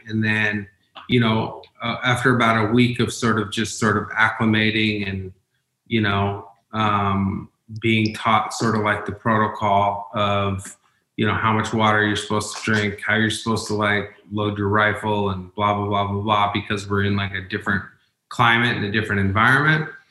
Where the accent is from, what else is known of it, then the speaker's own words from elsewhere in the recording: Umatilla Indian Reservation, Oregon, United States; I'm from the Umatilla Indian Reservation